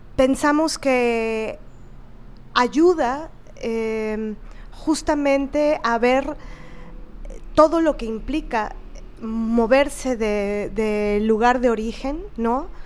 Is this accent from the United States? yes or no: no; Veracruz, Mexico; moved away; also born or lived in Mexico City; Yo nací en Veracruz, el puerto de Veracruz